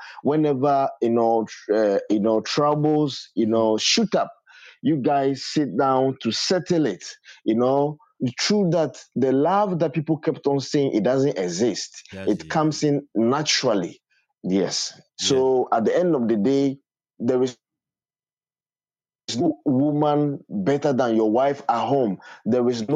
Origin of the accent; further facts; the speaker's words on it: Volta, Ghana; I am from Ghana, Volta, Jamtown. That's where I'm from.